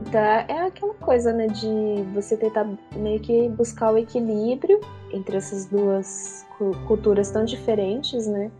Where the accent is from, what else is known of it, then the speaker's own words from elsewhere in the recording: Brazil; now in Japan; sendo brasileiras no Japão